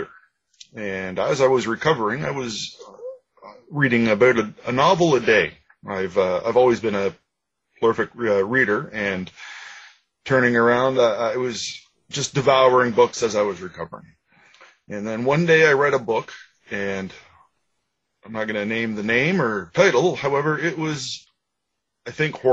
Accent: Ajax, Ontario, Canada; I grew up in Ajax, just east of Toronto in Ontario

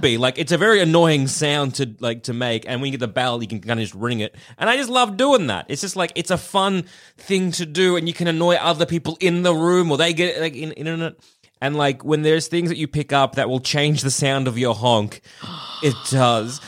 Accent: Australia; accent: Australian; they share my accent

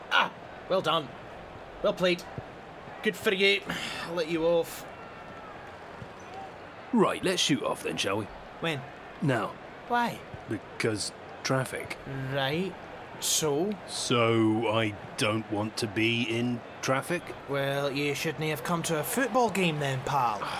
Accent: England, United Kingdom; I was growing up in England, and these lot were the biggest cunts you could imagine.

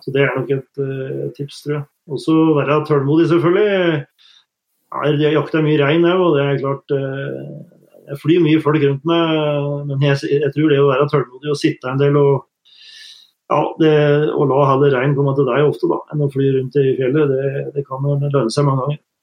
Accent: Norway; moved away as an adult; now in Canada; hjemme i Norge

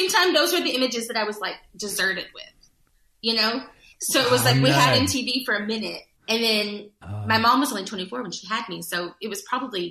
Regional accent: Judsonia, Arkansas, United States; I grew up in a small town outside of a bigger town

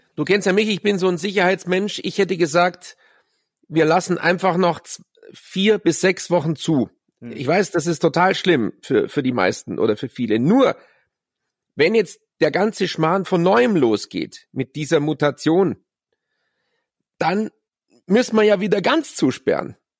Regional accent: Munich, Bavaria, Germany; in der Geibelstraße, wo ich aufgewachsen bin, in Bogenhausen

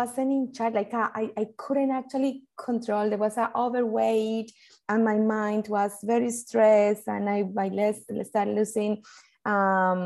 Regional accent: Colombia; moved away as an adult; now in Australia; I'm originally, I'm from Colombia and I grew up with music and dancing since very little

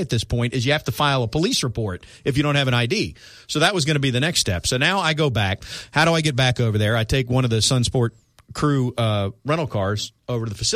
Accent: South Florida, United States; I grew up in South Florida

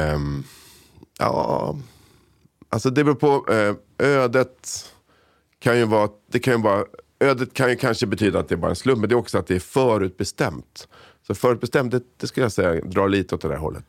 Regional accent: Sollentuna, Stockholm County, Sweden; also born or lived in Solna; föddes i Solna, växte upp i Sollentuna. Så jag är liksom helt svensk, uppväxt i Sverige.

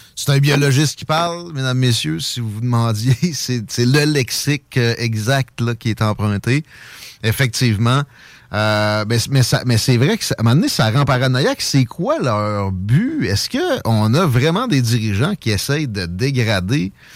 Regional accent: Quebec, Canada

